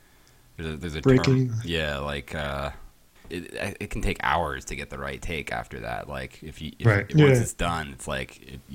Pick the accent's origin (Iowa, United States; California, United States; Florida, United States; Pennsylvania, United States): Pennsylvania, United States; Philadelphia; moved away; also born or lived in Boston; I'm from Philly. Philly, originally, which is sort of New Jersey's cousin.